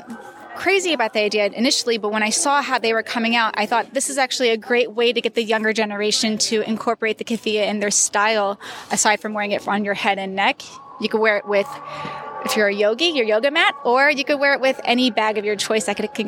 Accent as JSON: {"language": "English", "region": "Ohio", "country": "United States", "tie": "born or raised there", "moved": "as an adult", "lives_now": "Palestine", "said": "I'm actually a Palestinian American. I grew up in Ohio. And it's funny because growing up in the States, I always felt that I was too Palestinian. And it wasn't until I moved into the Middle East that I realized I'm a lot more American than I thought."}